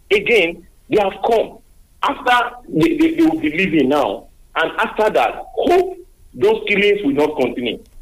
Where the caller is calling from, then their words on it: Lagos, Nigeria; I'm calling you from Lagos.